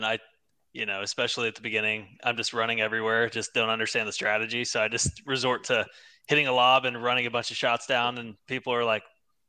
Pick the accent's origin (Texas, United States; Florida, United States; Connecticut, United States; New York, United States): Texas, United States; San Antonio; No. So I actually grew up in San Antonio.